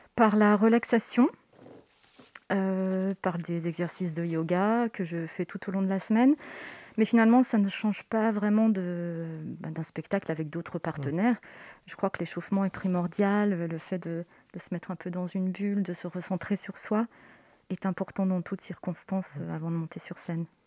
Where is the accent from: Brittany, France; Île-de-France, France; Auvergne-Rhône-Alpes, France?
Auvergne-Rhône-Alpes, France; Savoie; moved away as an adult; also born or lived in Chambéry; now in Paris, France; je viens de Savoie. Je suis savoyarde